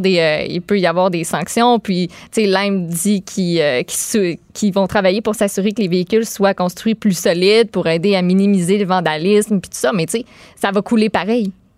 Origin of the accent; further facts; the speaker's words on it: Boischatel, Quebec, Canada; moved away as an adult; now in Montreal, Canada; une fille de Québec. Je viens de Québec, mais ben, plus particulièrement Bois-Châtel